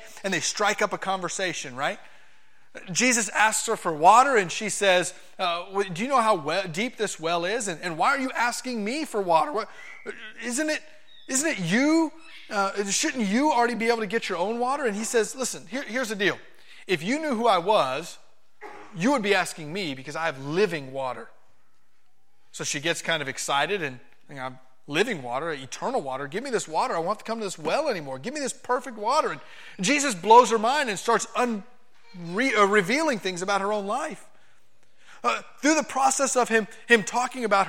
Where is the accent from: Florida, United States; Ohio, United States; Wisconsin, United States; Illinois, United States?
Florida, United States; Miami; moved away; I'm not a farm boy. I'm from Miami, Florida